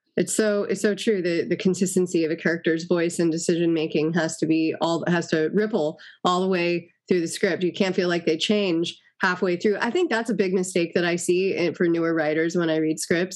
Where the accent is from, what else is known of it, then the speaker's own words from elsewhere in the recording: Los Angeles, California, United States; I grew up in Los Angeles